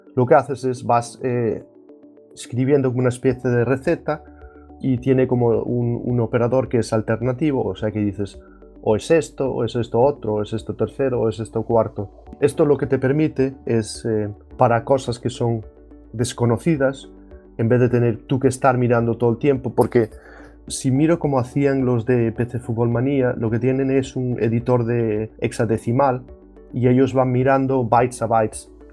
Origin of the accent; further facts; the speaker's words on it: Ferrol, Galicia, Spain; now in Denmark; soy gallego, más bien, o más concretamente de Ferrol